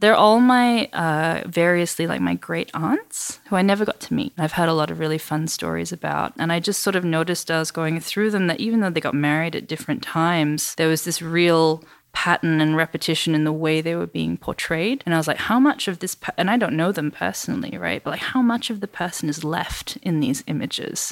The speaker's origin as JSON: {"language": "English", "town": "Perth", "region": "Western Australia", "country": "Australia", "tie": "born or raised there", "first_language": "English", "said": "So I'm originally from Western Australia. Grew up in Perth in the 90s"}